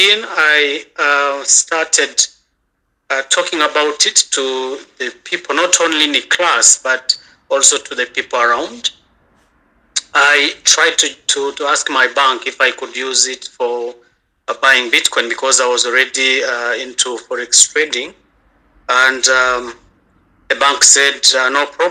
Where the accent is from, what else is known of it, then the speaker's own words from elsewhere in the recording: Kigali, Rwanda; I'm from Kigali. I'm in Rwanda.